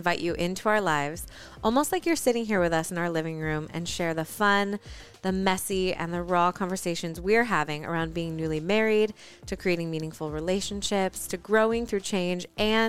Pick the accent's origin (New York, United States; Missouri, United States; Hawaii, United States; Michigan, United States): Michigan, United States; moved away; also born or lived in Los Angeles; While I was born in Michigan, my adventurous side eventually led me to Los Angeles